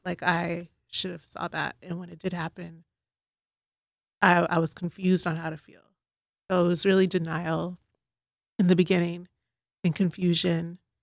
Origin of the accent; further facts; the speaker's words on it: Boston, Massachusetts, United States; now in Dallas, United States; I'm originally from Boston, but I've lived in Dallas for about fifteen years now